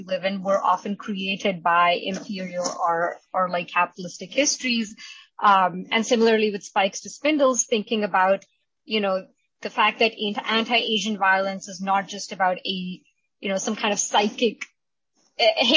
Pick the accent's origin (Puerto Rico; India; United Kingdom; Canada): India; now in United States; I'm Indian. My historical and contemporary experiences growing up in India and as an Indian immigrant